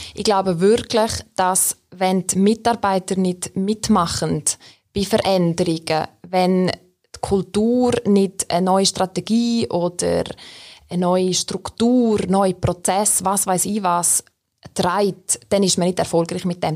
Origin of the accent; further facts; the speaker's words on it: Graubünden, Switzerland; now in Bern, Switzerland; ich bin ursprünglich aus Graubünden, wohne aber seit mehr als 15 Jahren schon in Bern